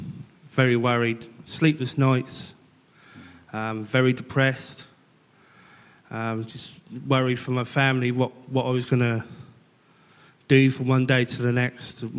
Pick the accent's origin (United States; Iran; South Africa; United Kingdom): United Kingdom; Alton, South East England; I grew up in Alton, and I've been in there, been in Alton most of my life.